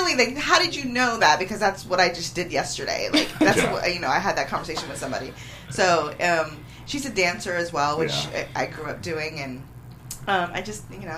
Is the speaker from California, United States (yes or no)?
no; D.C. metro area in Virginia, United States; moved away; also born or lived in New York; I'm from the born and raised in the D.C. metro area in Virginia, and then moved to New York.